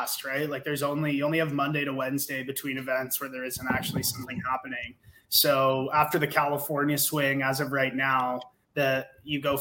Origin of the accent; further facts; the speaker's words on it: Canada; we're Canadian